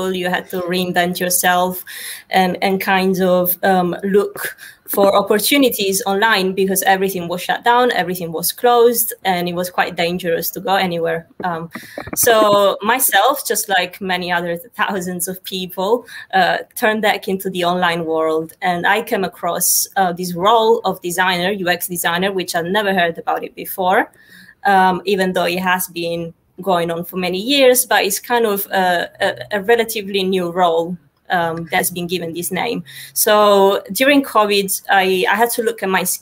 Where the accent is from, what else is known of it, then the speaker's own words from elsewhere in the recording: Sicily, Italy; now in London, United Kingdom; I'm in Sicily right now, even though I live in London, but I'm from Italy and I'm enjoying the summer in my beautiful, sunny and warm island right now.